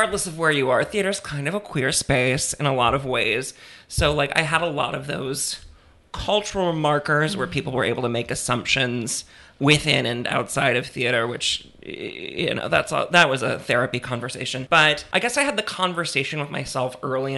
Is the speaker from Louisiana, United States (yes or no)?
yes; Destrehan, Louisiana, United States; also born or lived in Metairie, Louisiana; I'm from here. I was born in Metairie, and I grew up in a charming little ashtray of a town called Destrehan.